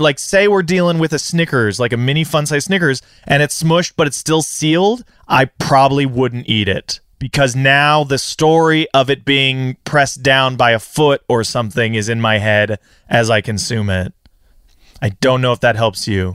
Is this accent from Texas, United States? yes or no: no; California, United States; I grew up here in California